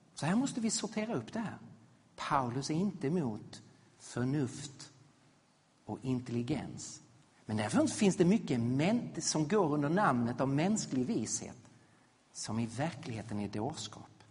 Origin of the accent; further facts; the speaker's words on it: Sweden; vi som svenskar